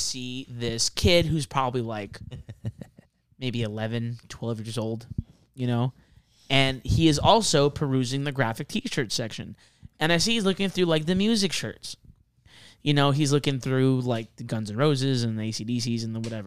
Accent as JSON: {"language": "English", "area": "San Gabriel Valley", "region": "California", "country": "United States", "tie": "born or raised there", "said": "growing up in the San Gabriel Valley is that you kind of get used to the people that you see at the Targets"}